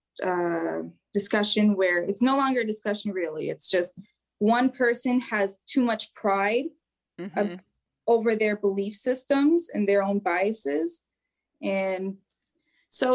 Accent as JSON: {"language": "English", "country": "United States", "tie": "born or raised there", "said": "I was raised in America. Obviously, I'm Albanian"}